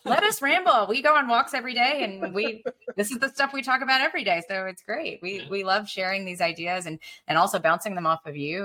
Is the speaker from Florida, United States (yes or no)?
no; Alabama, United States; growing up in Alabama